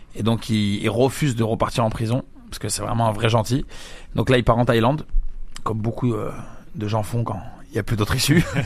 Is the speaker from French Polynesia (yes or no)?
no; Algeria; je suis pas brésilien, je suis algérien